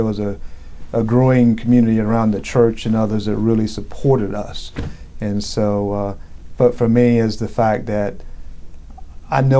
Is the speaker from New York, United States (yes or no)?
no; South Georgia, United States; I grew up in South Georgia